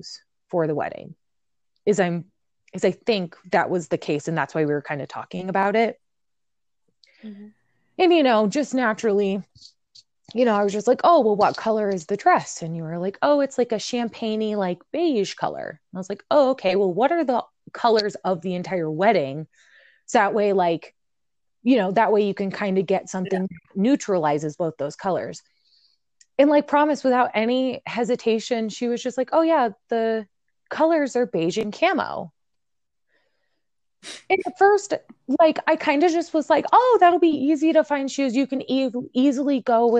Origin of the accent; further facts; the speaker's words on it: central Illinois, United States; moved away; I am from central Illinois. So we're both from the Midwest. We grew up very differently